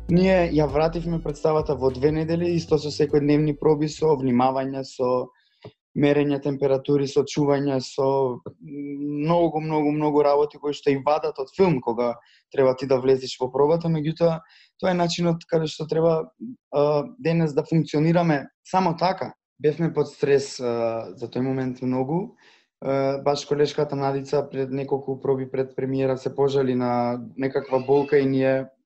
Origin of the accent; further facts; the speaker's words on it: Prilep, Pelagonia, North Macedonia; moved away as an adult; now in Skopje, North Macedonia; не сум од Скопје, фриленсер сум пет години после дипломирање на, на, на ЕСРА и сум од Прилеп, живеам во Скопје